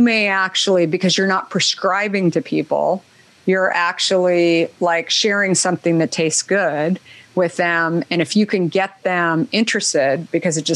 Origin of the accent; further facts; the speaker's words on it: Arizona, United States; I grew up in Arizona